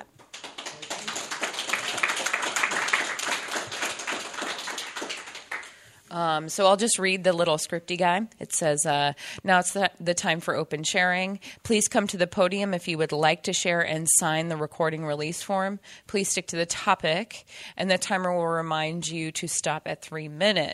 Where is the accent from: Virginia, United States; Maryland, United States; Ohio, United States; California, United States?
Ohio, United States; Cincinnati; also born or lived in Indianapolis, Indiana / Dayton, Ohio; I grew up in Cincinnati, Ohio, and then lived in Indianapolis, Indiana for a long time